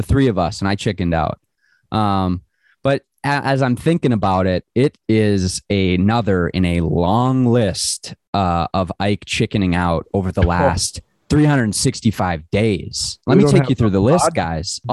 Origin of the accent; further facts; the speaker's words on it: Minnesota, United States; I am from Minnesota